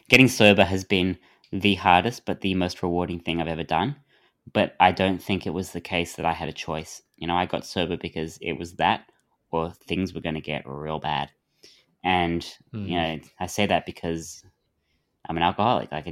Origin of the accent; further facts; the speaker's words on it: Adelaide, South Australia, Australia; But because I grew up in Adelaide, where the beaches are so bad